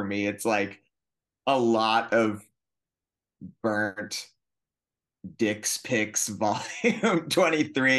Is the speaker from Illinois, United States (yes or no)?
no; north of Boston, Massachusetts, United States; moved away as an adult; also born or lived in Northampton, Massachusetts / Vermont / Burlington, Vermont; now in Los Angeles, United States; I'm from Massachusetts originally. I grew up just north of Boston, and then I went to high school in Western Mass.